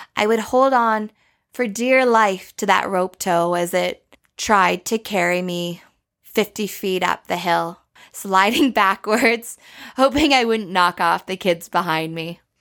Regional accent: Banff, Alberta, Canada; Growing up in Banff

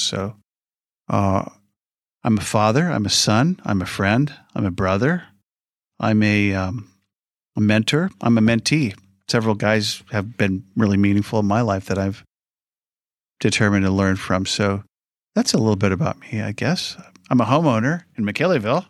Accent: Iowa, United States; now in Humboldt County, United States; I'm from Iowa

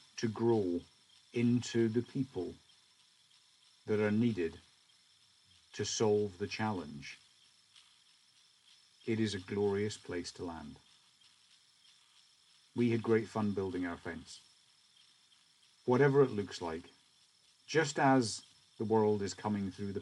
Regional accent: Scotland, United Kingdom; as a Scotsman

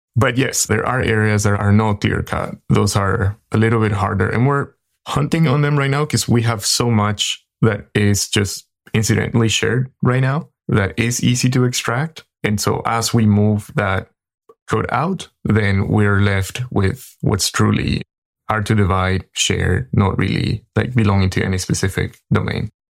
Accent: Paraguay; now in San Francisco Bay Area, United States; I am in the San Francisco Bay Area, but I'm originally from Paraguay, in South America

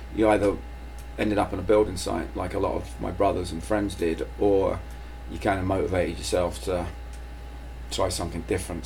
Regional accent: London, United Kingdom; moved away; I grew up in London.

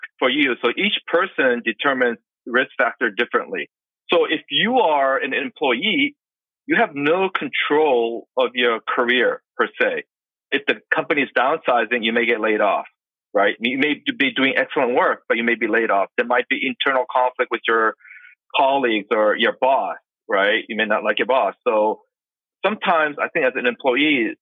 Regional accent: Boston, Massachusetts, United States; now in Los Angeles, United States; I currently live in Los Angeles, but I'm originally from Boston. So I'm an East Coast guy

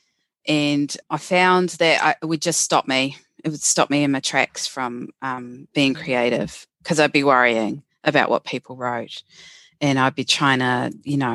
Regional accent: New Zealand

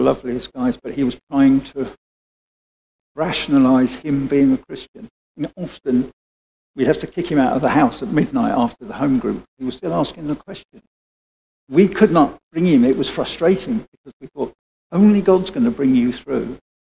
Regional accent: United Kingdom; Being British

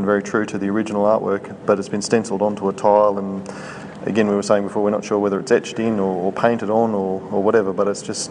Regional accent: Toowoomba, Queensland, Australia; as a Toowoomba local myself, for it to come to my hometown is pretty cool.

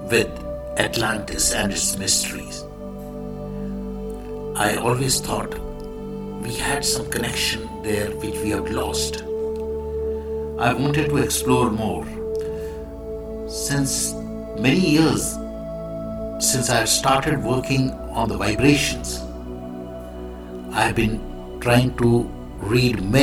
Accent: India; I am the Indian monk.

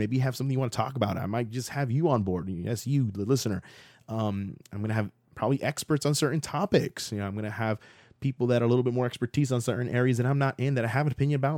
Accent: Central Florida, United States; also born or lived in Miami, Florida; I left when I was, like, seven and moved to Central Florida when I was around that age

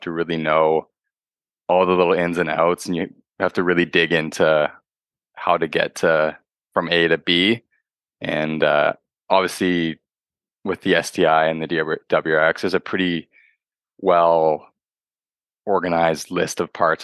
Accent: Toronto, Ontario, Canada; I'm from Toronto, uh, Ontario, Canada

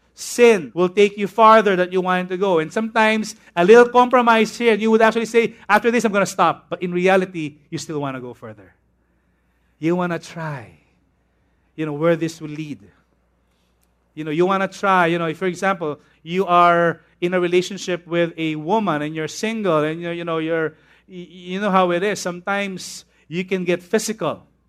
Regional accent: Tondo, Parañaque, Metro Manila, Philippines; When I was a young boy, when I was in Tondo, I used to go to Immaculate Conception Academy of Manila. And then we moved here in Paranaque, and I went to a school inside B F Homes called Manresa School.

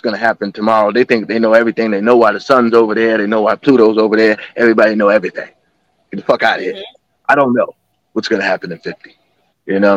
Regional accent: South Carolina, United States; moved away; also born or lived in Boston / Miami; I grew up longer in South Carolina, but just that Southern unity coming from Boston was a different flavor for me in the 90s

